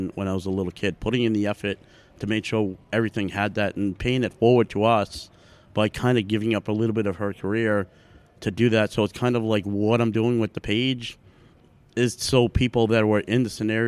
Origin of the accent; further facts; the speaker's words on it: New England, United States; now in Boston, United States; where I grew up in New England